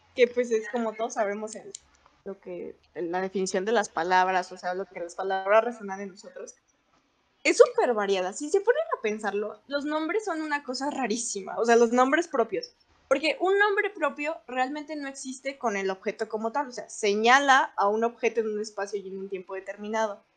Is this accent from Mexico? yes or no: yes; León, Guanajuato, Mexico; todas las que somos de León